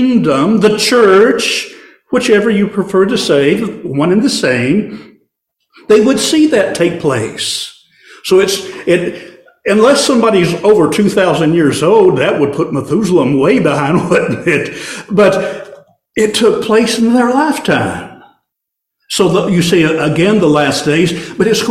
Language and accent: English; Warren County, Tennessee, United States; back in my hometown in Tennessee, Warren County, actually the nursery capital of the world